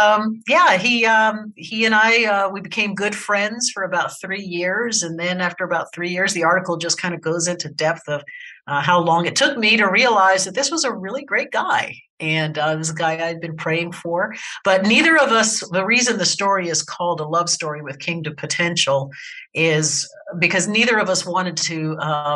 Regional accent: Baltimore, Maryland, United States; moved away as an adult; I'm originally from Baltimore, Maryland, and was very much an East Coast baby until I turned about 25

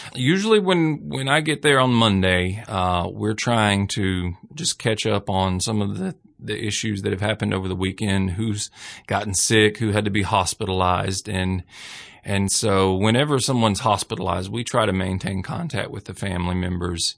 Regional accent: Hamilton, Alabama, United States; I am originally from Hamilton, Alabama. I grew up in the same city where the prison is

